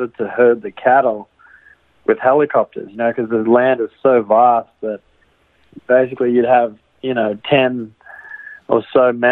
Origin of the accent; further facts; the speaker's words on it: far north Queensland, Australia; moved away as an adult; now in Los Angeles, United States; I'm from Australia. I grew up on a cattle ranch. I guess we call them cattle properties in Australia. Our ranch was out in far north Queensland